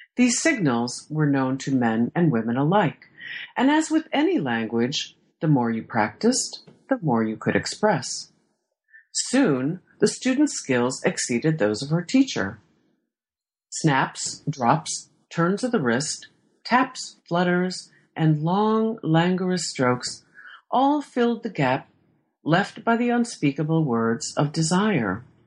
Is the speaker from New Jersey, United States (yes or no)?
no; Iowa, United States; moved away as an adult; also born or lived in Stockholm; I was born and raised in Iowa